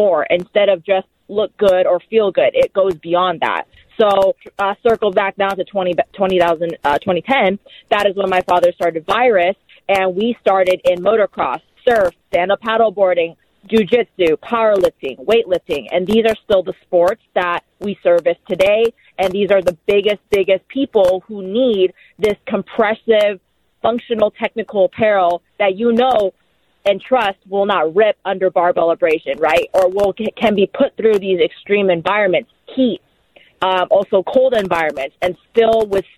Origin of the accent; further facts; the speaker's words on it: Huntington Beach, California, United States; also born or lived in Los Angeles, California; I grew up, born and raised in Orange County, so Huntington Beach, California